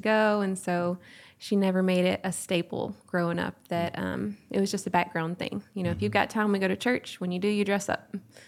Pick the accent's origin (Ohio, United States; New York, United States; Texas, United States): Texas, United States; Longview; I'm from the Longview-Hallsville area.